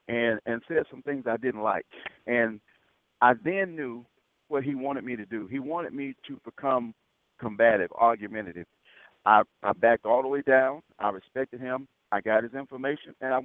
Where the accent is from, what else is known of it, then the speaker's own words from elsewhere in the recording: Selma, Alabama, United States; In the 60s, I grew up in Selma.